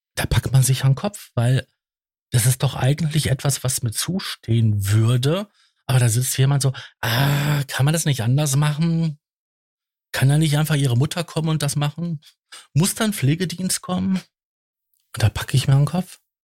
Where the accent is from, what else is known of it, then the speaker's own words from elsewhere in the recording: Datteln, North Rhine-Westphalia, Germany; ich bin ja gebürtig aus Datteln